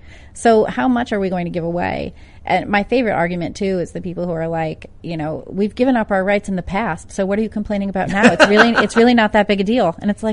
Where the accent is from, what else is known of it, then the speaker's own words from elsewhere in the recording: New Jersey, United States; My grandparents were born in Little Italy. My mom was born in Brooklyn. I was born in Jersey because my parents were in law school there.